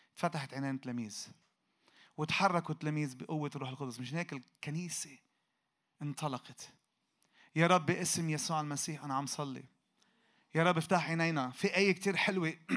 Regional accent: Lebanon; احنا عندنا في لبنان

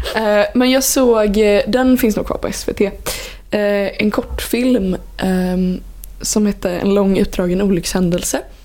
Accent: Vänersborg, Västra Götaland, Sweden; jag är från Vänersborg.

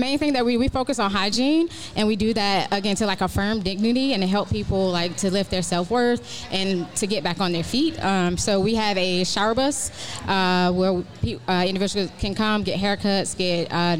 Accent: Atlanta, Georgia, United States; Born and raised.

